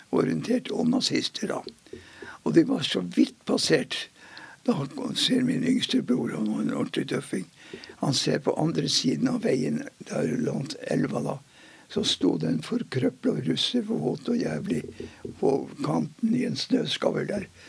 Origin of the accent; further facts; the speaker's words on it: Mosjøen, Nordland, Norway; Jeg er født i Mosjøen i 1928